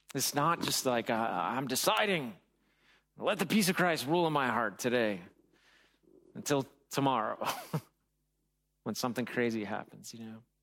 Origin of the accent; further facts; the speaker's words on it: United States; I'm American